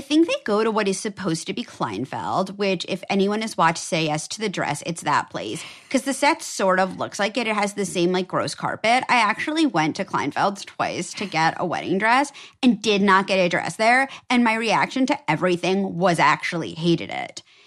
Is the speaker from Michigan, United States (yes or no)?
no; New York City, New York, United States; I grew up on the Upper East Side